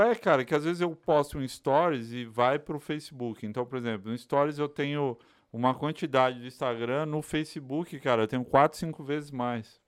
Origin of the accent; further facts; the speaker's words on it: São Paulo, Brazil; also born or lived in Bahia; now in United States; Sou baiano criado é de São Paulo